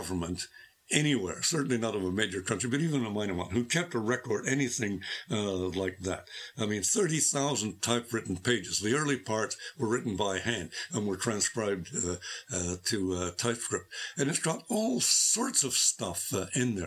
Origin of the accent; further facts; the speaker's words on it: Canada; I'm a Canadian